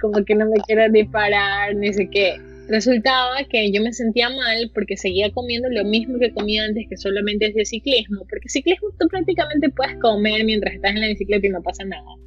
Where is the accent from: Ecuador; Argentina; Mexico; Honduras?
Ecuador; Guayaquil, Guayas; como latina, como ecuatoriana, como guayaquileña